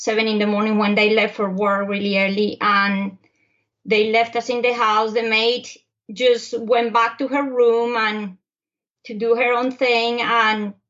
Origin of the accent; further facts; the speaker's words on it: Bogota, Colombia; also born or lived in Europe; now in United States; I was born in Bogota, Colombia, I come from a hot weather country. But Bogota is located high up in the Andes